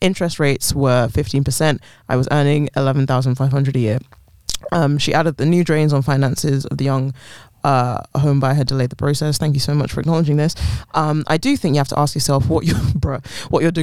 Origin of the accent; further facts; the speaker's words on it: London, United Kingdom; I was born in London, raised in London. I've lived here pretty much my whole life